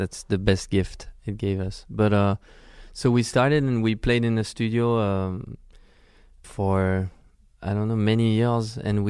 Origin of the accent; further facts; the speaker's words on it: Versailles, Île-de-France, France; we grew up in Versailles, which is very close to Paris.